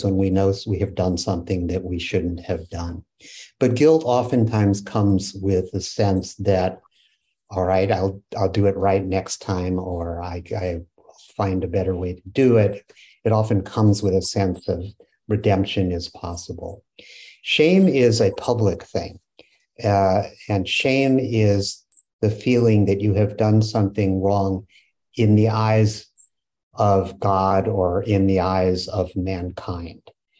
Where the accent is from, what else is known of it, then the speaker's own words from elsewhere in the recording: West Coast, United States; First of all, I grew up on the West Coast, and so I grew up with a lot of Japanese American friends.